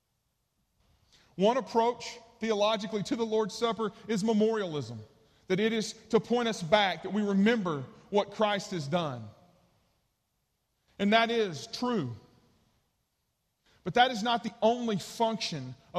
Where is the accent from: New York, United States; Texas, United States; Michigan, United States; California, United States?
Texas, United States; East; the church I grew up in East Texas